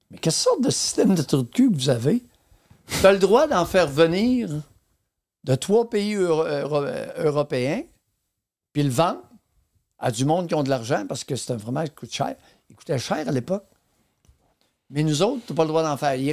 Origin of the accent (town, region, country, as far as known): Quebec, Canada; born or raised there